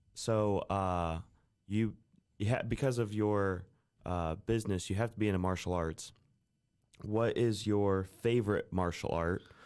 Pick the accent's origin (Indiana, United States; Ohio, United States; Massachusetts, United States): Indiana, United States; Kendallville; now in Fort Wayne, United States; We grew up in Kendallville